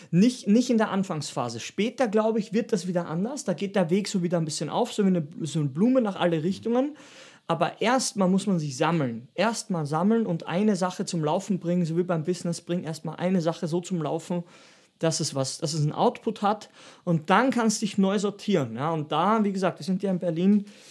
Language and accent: German; Styria, Austria; da wo ich herkomme, aus der Steiermark